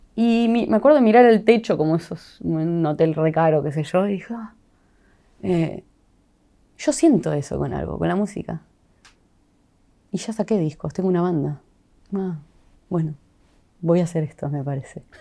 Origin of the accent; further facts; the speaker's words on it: Sunchales, Santa Fe, Argentina; moved away; Yo amo volver a Sunchales, me encanta mi pueblo.